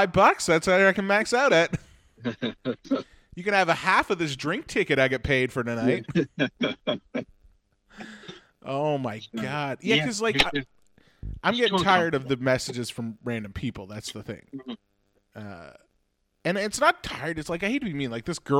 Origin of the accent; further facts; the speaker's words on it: Halifax, Nova Scotia, Canada; I'm from Halifax.